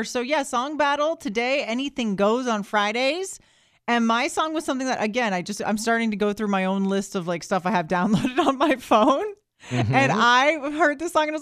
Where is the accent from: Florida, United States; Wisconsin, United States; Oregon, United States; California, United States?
Florida, United States; Orlando; I am born and raised in Florida